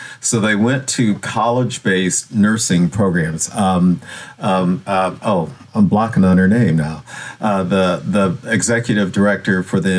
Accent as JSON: {"language": "English", "region": "Michigan", "country": "United States", "also_born_or_lived": "Tennessee", "moved": "as an adult", "lives_now": "North Carolina, United States", "said": "I'm from Michigan, but I ended up in North Carolina."}